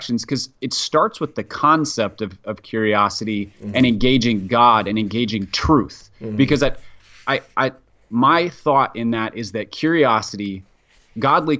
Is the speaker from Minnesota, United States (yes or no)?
yes; Minneapolis, Minnesota, United States; I grew up in Minneapolis